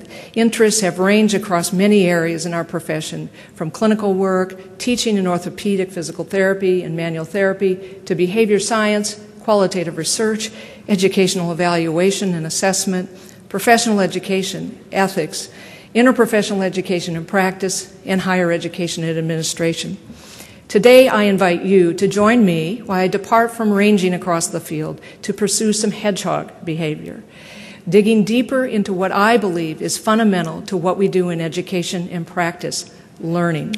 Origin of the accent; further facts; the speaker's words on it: Minnesota, United States; moved away as an adult; also born or lived in Stanford, California; I was quickly marked as that Minnesotan who wore flannel shirts and jeans